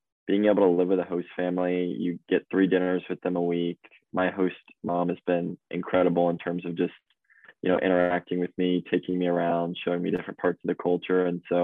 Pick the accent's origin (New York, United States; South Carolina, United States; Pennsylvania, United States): South Carolina, United States; Charleston; moved away as an adult; also born or lived in Notre Dame, Indiana; now in Angers, France; I'm originally from Charleston, South Carolina